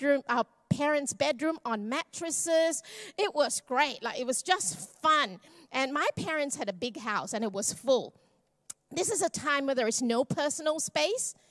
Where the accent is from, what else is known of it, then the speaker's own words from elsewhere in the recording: Malaysia; I'm Malaysian Chinese